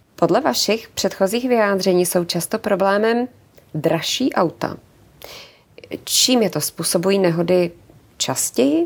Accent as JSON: {"language": "Czech", "country": "Czechia", "said": "jsme my řidiči, jako Češi"}